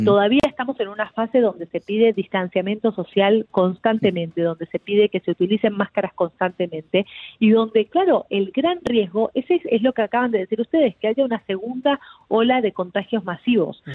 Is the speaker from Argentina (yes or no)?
yes; Argentina; now in Miami, United States; mi país, yo soy argentina